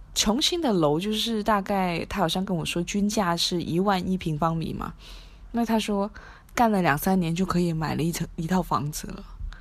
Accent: Macau; 我是澳门人，在赌场工作

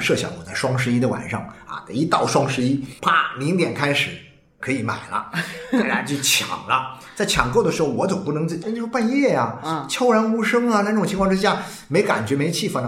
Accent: China; 我们中国人的这种以前过惯了苦日子哦

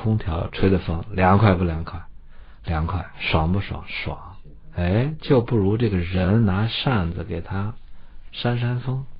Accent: Datong, Shanxi, China; now in Beijing, China; 你看我老家大同，

